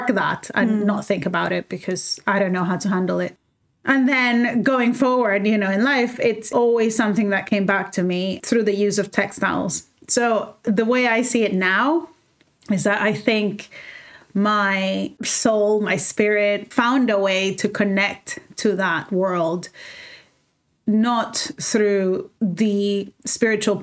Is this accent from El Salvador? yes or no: yes; El Salvador; moved away as an adult; now in London, United Kingdom; I grew up in El Salvador for 18 years and then I left